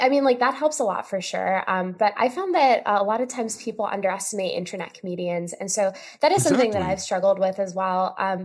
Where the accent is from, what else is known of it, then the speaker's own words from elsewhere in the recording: India; No, so I'm Indian, and we do a lot of pujas.